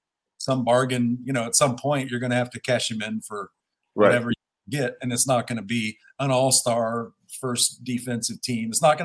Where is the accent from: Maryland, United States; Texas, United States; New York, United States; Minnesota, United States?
Texas, United States; Houston; I'm from Houston. I grew up Rockets